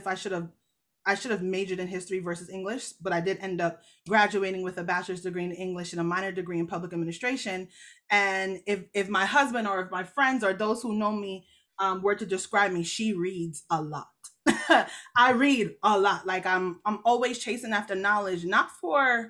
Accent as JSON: {"language": "English", "country": "Jamaica", "said": "I'm Jamaican. So the church I go to is Jamaican"}